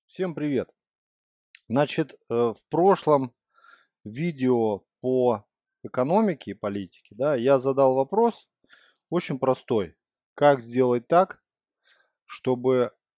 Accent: Russia; я из России

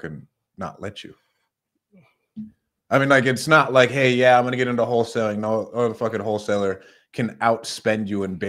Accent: Salt Lake City, Utah, United States; now in Fresno, United States; I grew up in Salt Lake.

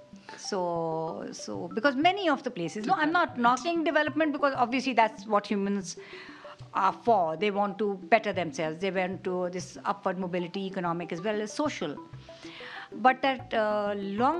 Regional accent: Karachi, Sindh, Pakistan; I'm from Karachi, Pakistan

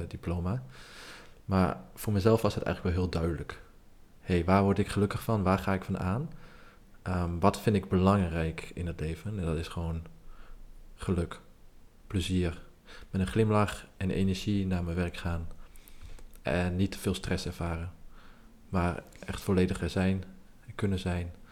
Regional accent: Nijverdal, Overijssel, Netherlands; ik kom uit Nijverdal, maar was geen bekende Nijverdaller

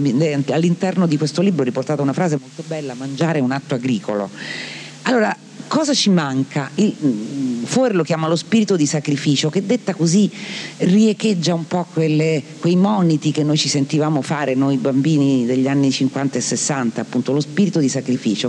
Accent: Marche, Italy; mia terra, alle Marche

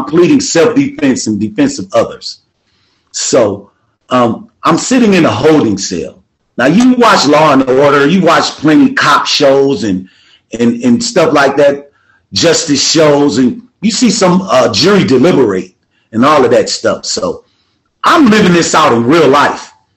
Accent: Milwaukee, Wisconsin, United States; I'm from Milwaukee, Wisconsin.

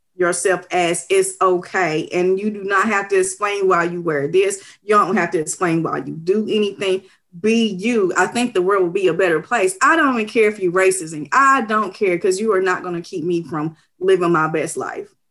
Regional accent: Knoxville, Tennessee, United States; I was born and raised in East Knoxville, and I love East Knoxville

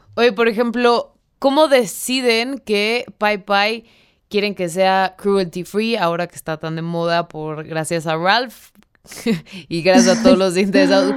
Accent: Mexico; vivimos en un país súper malinchista

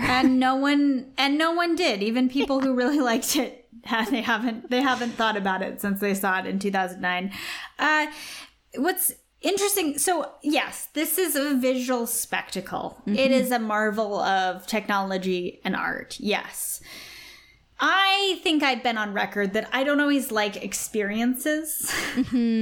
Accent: Australia; accent: Australian; my Australian accent

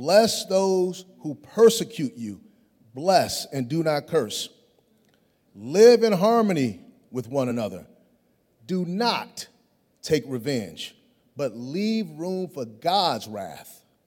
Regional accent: Chicago, Illinois, United States; growing up in Chicago

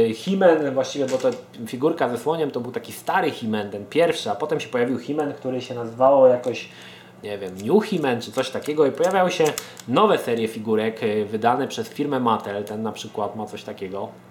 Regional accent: Poland

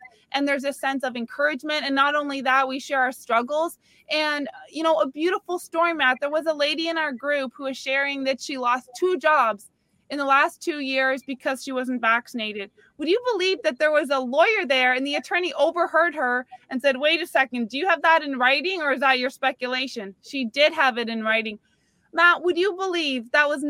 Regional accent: Canada; now in Palm Beach County, United States; I'm Canadian

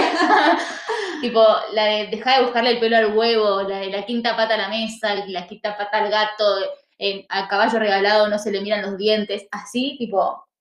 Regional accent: Argentina; nosotros tomamos como argentinas

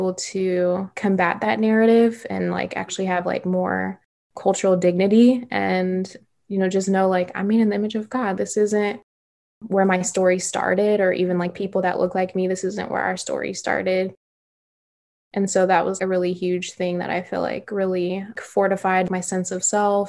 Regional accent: Midwest, United States; growing up in the Midwest, there weren't many like other international communities.

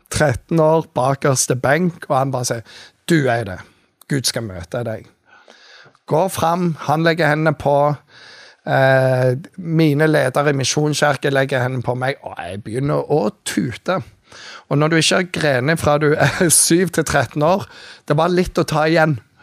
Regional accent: Jæren, Rogaland, Norway; moved away as an adult; also born or lived in Bergen; now in Kristiansand, Norway; jeg er oppvokst på Jæren

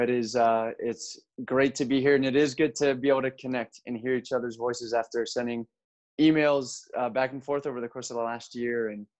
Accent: Buenos Aires, Argentina; born there; also born or lived in Mexico; And so I was born in Argentina, kind of as an American citizen born abroad. And we moved around quite a bit after Argentina. We lived in Mexico for a few years.

